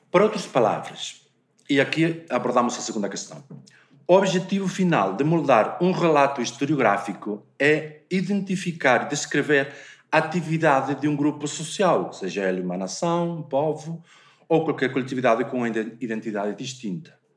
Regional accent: Galicia, Spain; o teatro feito na Galiza, que eh, de onde eu venho e, eh, por acaso, de onde nós dois vimos.

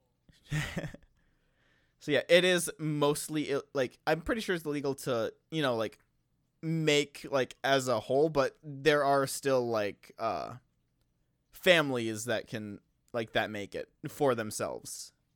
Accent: Wisconsin, United States; I am from Wisconsin

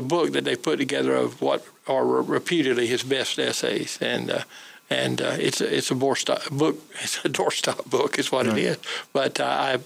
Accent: Goldsboro, North Carolina, United States; my hometown of Goldsboro

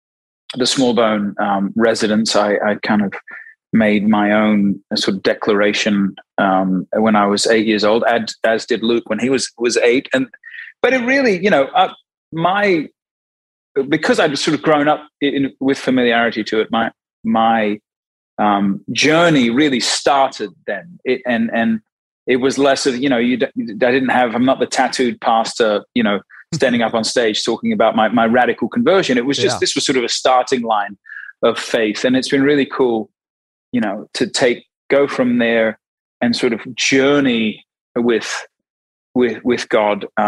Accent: Australia; moved away; also born or lived in Sydney, New South Wales / Brisbane, Queensland; I'm originally from Australia. We were born in Sydney, moved to Brisbane.

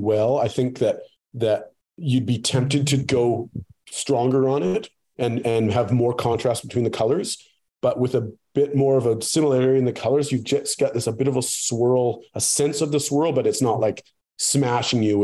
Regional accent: Canada; we're Canadian

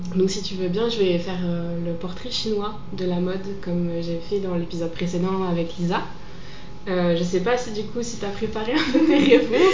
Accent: Normandy, France; now in Lyon, France; je viens de Normandie à la base

